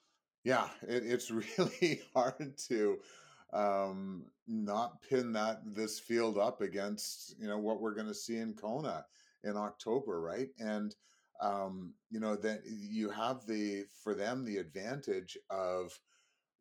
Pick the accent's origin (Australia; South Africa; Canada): Canada; I am Canadian